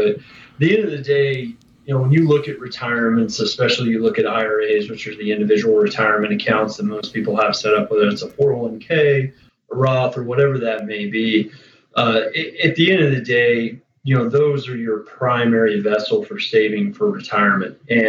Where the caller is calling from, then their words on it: Orlando, Florida, United States; Yeah, I'm here at home in Orlando. So I'm just sitting at home in Orlando in the office